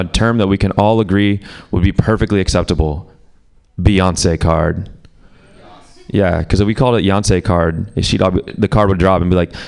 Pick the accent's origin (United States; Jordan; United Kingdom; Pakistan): Pakistan; I'm Pakistani